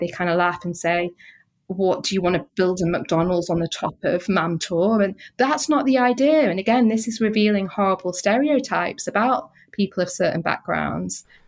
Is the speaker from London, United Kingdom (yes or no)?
no; Manchester, North West England, United Kingdom; I was born and bred in Manchester.